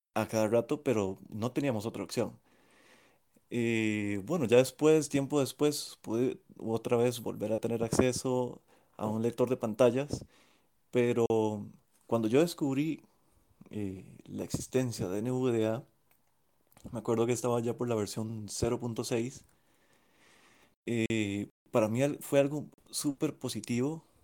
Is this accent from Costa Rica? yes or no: yes; Costa Rica; de Costa Rica